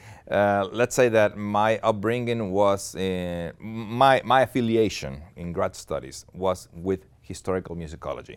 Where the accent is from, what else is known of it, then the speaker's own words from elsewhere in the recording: Monterrey, Nuevo León, Mexico; moved away as an adult; also born or lived in Austin, Texas; Where I'm originally from, Monterrey, Mexico, which is in the northeast of the country, and, uh, I lived there for twenty-one years, uh, born and raised